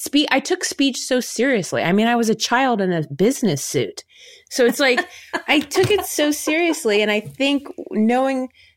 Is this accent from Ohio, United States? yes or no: yes; Ohio, United States; Like for us growing up in Ohio, Will and I did the humorous interpretation category.